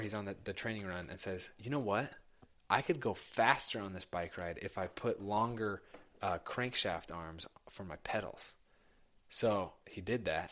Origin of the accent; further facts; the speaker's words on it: Indianapolis, Indiana, United States; I grew up in Indianapolis